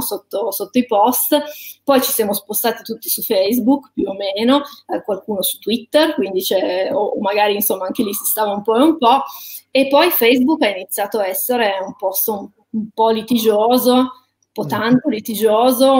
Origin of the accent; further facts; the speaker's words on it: Ivrea, Piedmont, Italy; sono nata a Ivrea